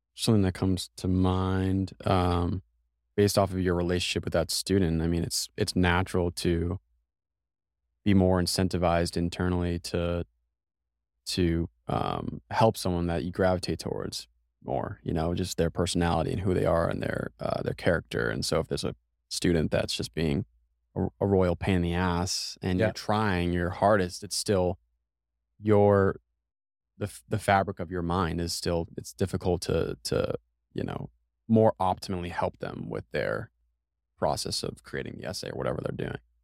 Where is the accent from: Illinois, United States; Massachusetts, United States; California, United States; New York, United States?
Massachusetts, United States; now in Austin, United States; I'm from Massachusetts